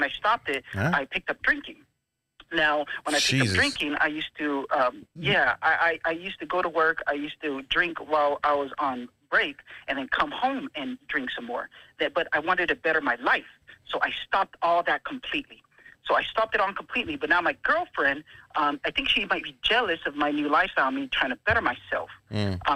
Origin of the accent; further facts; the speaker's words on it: San Antonio, Texas, United States; I'm from San Antonio